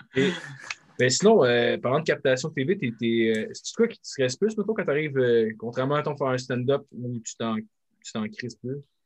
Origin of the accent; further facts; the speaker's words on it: Sainte-Julie, Quebec, Canada; je viens de Sainte-Julie